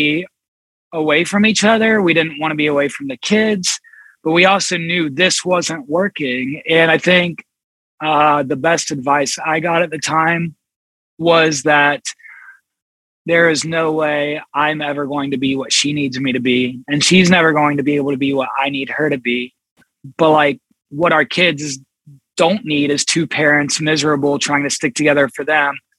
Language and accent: English; Columbus, Ohio, United States; I grew up here in Columbus. I live in Columbus now